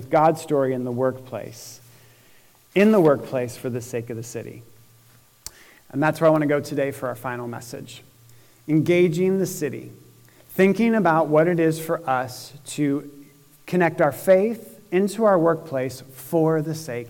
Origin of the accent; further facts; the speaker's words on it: Syracuse, New York, United States; now in Indianapolis, United States; when I was little growing up in Syracuse, New York